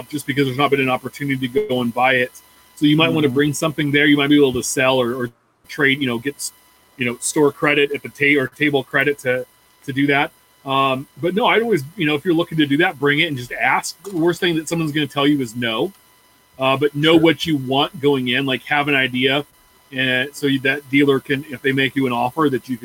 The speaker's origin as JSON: {"language": "English", "region": "Midwest", "country": "United States", "tie": "born or raised there", "said": "I grew up in the Midwest"}